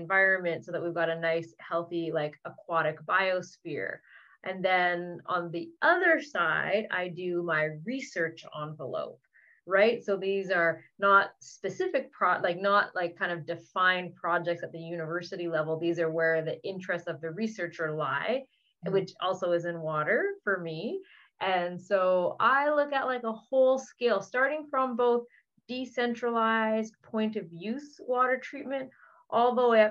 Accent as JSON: {"language": "English", "region": "British Columbia", "country": "Canada", "moved": "yes", "lives_now": "Ottawa, Canada", "said": "I'm originally from British Columbia, which has a lot of nice weather, but I now live in Ontario."}